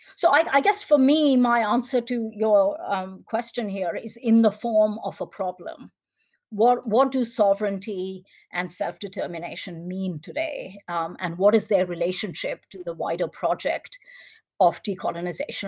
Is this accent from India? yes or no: yes; India; as an Indian